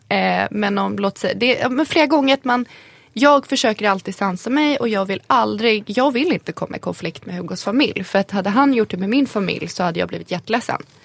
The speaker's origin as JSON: {"language": "Swedish", "country": "Sweden", "tie": "born or raised there", "said": "Jag är född här, jag har svenska, svenska samhället har format mig"}